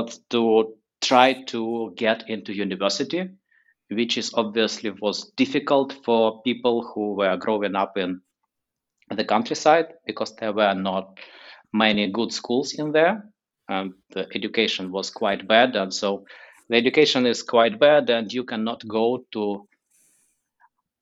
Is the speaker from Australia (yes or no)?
no; Kyiv, Ukraine; moved away as an adult; also born or lived in San Francisco Bay Area, United States; now in San Francisco, United States; I was born in Kyiv, the capital of Ukraine, in 1980.